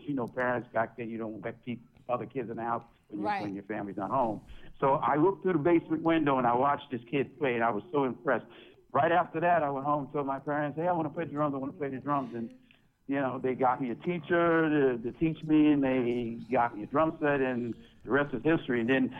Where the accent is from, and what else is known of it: New York City, New York, United States; born or raised there